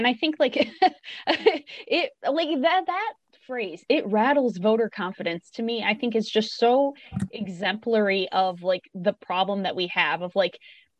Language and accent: English; United States; as an American